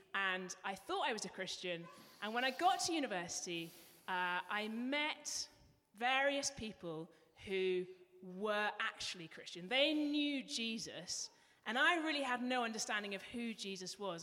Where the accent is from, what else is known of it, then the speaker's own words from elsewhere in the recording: England, United Kingdom; accent: English; moved away; You might be able to pick up from my accent, I'm from England, and because I was English